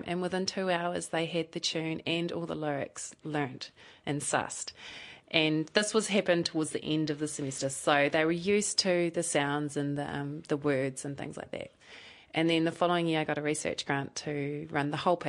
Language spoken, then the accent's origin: English; Invercargill, Southland, New Zealand; now in Dunedin, New Zealand; I actually grew up in Invercargill, so I'm born and bred Southlander